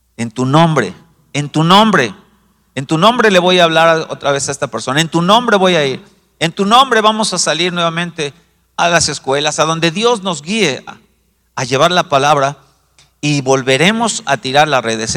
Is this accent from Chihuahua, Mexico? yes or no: no; Mexico City, Mexico; yo como buen chilango